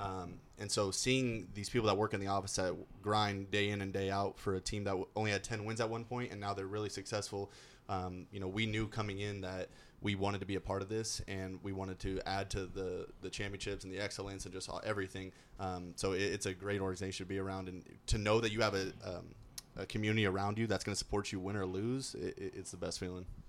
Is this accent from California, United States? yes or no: yes; Orange County, California, United States; moved away as an adult; also born or lived in South Dakota; i'm from orange county california